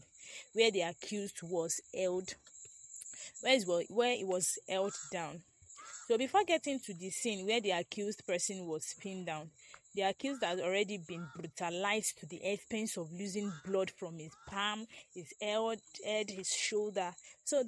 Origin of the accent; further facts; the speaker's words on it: Nigeria; I'm also a Nigerian